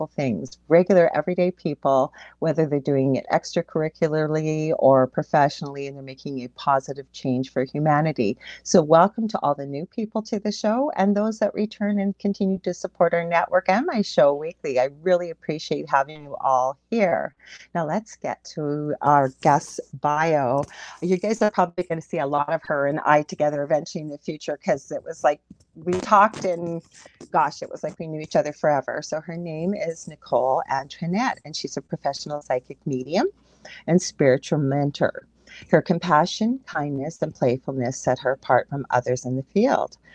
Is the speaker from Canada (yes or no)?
yes; Canada; I am a Canadian clairvoyant medium